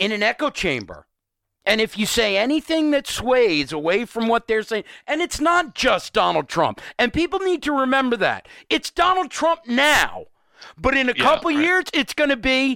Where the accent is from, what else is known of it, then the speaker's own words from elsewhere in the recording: Eastern Long Island, New York, United States; I'm from Eastern Long Island